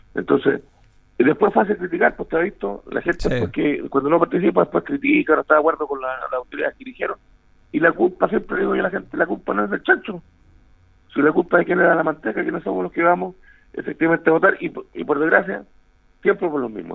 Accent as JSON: {"language": "Spanish", "town": "Osorno", "region": "Los Lagos", "country": "Chile", "tie": "born or raised there", "moved": "yes", "lives_now": "Talca, Chile", "said": "nací en Osorno"}